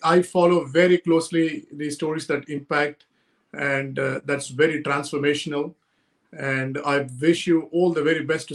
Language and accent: English; Chennai, Tamil Nadu, India; first language Telugu; English is a second language; now in Singapore; we both are from Chennai. We keep speaking in Tamil, though my mother tongue is Telugu